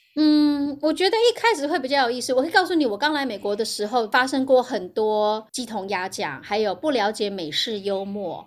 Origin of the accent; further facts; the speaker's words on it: Hualien, Hualien County, Taiwan; also born or lived in St. Louis, United States; now in United States; 我是花莲长大的人，然后对。因为花莲是观光业